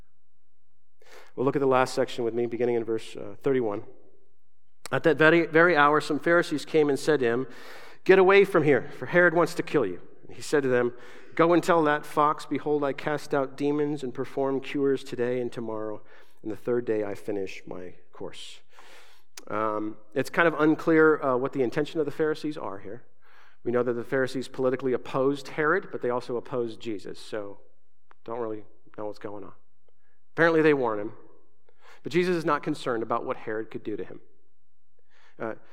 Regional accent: Southern Arizona, United States; moved away; also born or lived in Grand Island, Nebraska / West Coast; I was raised in Southern Arizona

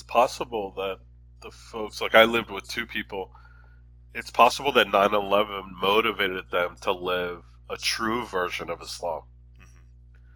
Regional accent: Philadelphia, Pennsylvania, United States; moved away; also born or lived in Chicago / Washington, District of Columbia, United States; I'm from Philly

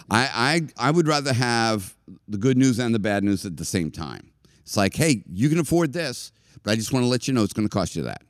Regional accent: Boston, Massachusetts, United States; I was from Boston

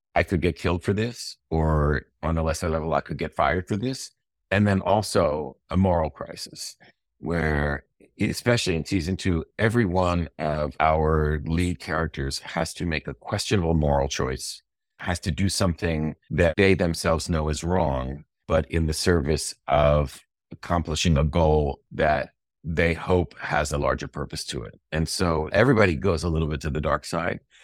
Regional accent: United States; as an American

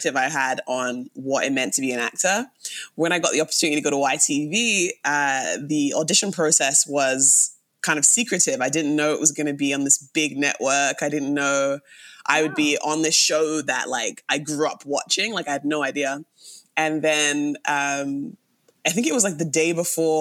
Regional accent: London, United Kingdom; now in Canada; Born and raised in London, England. I've lived in Canada for almost 16 years.

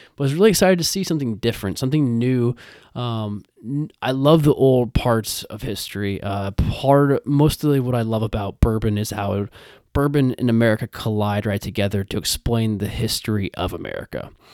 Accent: Iowa, United States; I grew up in Iowa

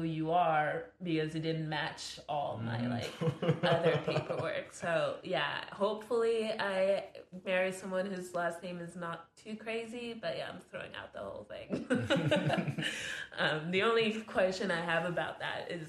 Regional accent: France; accent: French; English is a second language; moved away; it's French and I was born in France

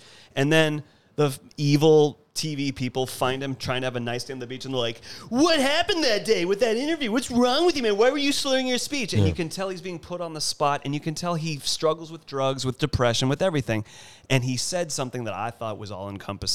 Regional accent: United States; now in Los Angeles, United States; my right as an American

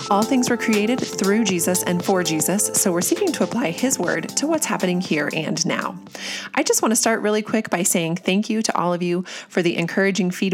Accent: United States; us as Americans

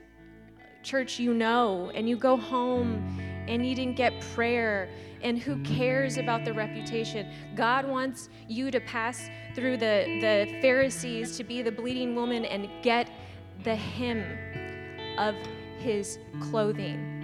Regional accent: United States; I'm an American

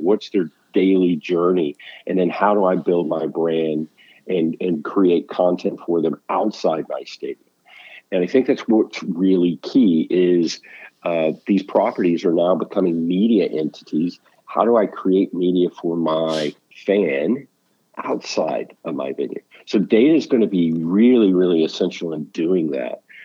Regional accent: outside of Houston, Texas, United States; born and raised outside of Houston

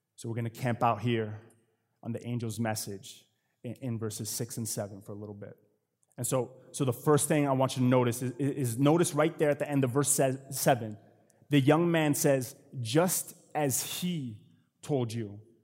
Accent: Connecticut, United States; moved away; I'm from Connecticut, from, from the East Coast

